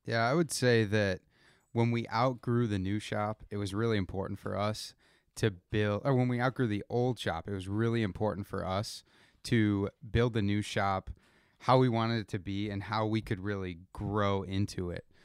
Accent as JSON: {"language": "English", "town": "Rochester", "region": "New York", "country": "United States", "tie": "born or raised there", "said": "We grew up in Rochester, New York"}